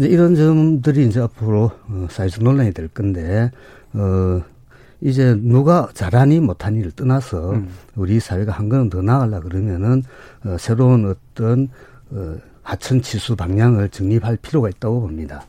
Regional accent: Gangwon, South Korea; 우리 강원도에 제가 강원도에서 왔는데

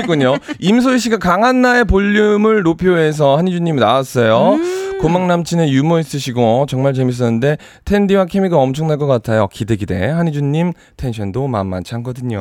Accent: New York, United States; moved away as an adult; also born or lived in South Korea; 제가 10살 때 이민을 가서 24살 때까지 살았기 때문에

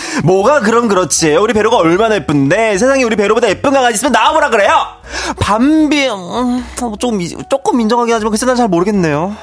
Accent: Wonju, Gangwon, South Korea; moved away; 제가 원주의 아들이거든요. 제가 원주 사람입니다

